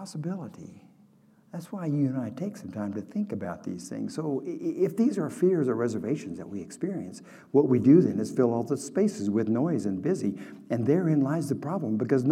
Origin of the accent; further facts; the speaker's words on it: Oklahoma, United States; I grew up in Oklahoma